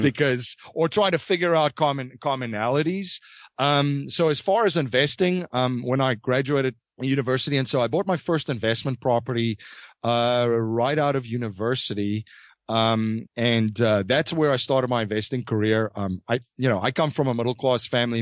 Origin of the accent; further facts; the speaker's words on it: South Africa; moved away; I was originally from South Africa.